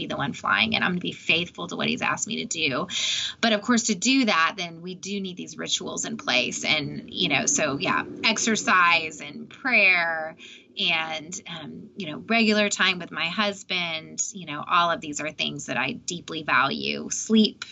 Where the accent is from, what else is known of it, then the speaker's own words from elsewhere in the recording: Austin, Texas, United States; I'm from Austin